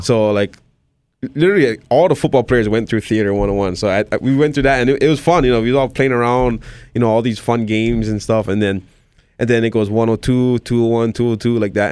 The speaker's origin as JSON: {"language": "English", "region": "Hawaii", "country": "United States", "tie": "born or raised there", "said": "born and raised here"}